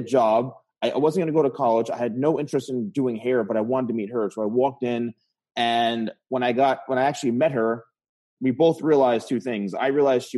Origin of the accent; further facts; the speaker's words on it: New Jersey, United States; I was born and raised in New Jersey